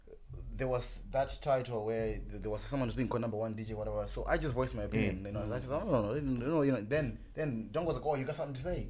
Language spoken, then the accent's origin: English; Zimbabwe; now in Ireland; I want to go back to Zim.